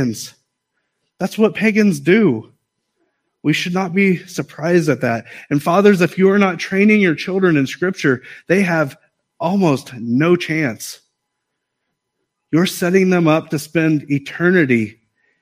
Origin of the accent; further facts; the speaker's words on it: United States; I am an American